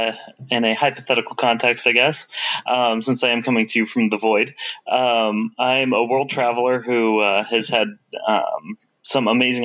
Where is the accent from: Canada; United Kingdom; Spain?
Spain; Rota, Andalusia; born there; also born or lived in Sweden / Paris; Well, I was born in Rota, Spain. I lived in Sweden for about 4 years. I spent about a year of my life in France, in Paris.